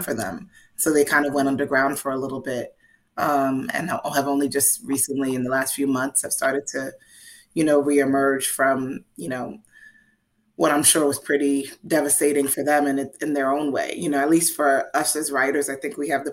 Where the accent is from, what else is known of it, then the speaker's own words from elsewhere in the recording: New York City, New York, United States; I'm a New Yorker